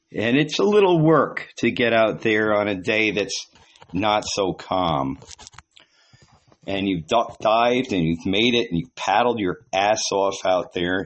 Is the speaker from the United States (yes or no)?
yes; New York, United States; moved away; I was from New York.